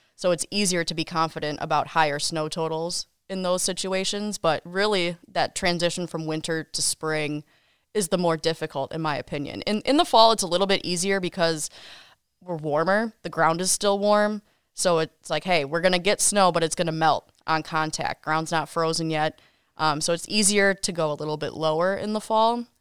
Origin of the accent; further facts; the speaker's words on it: Kenosha, Wisconsin, United States; also born or lived in Wausau, Wisconsin / Milwaukee, Wisconsin; I was born and raised in Kenosha